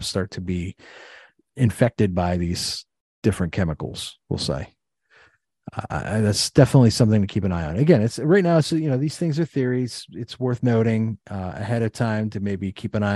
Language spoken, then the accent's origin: English; East Palestine, Ohio, United States; It's my hometown